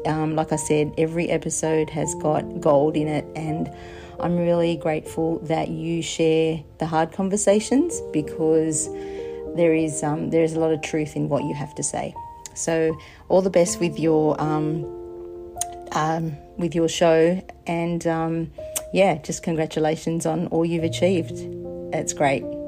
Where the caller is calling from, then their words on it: Australia; I am ringing from Australia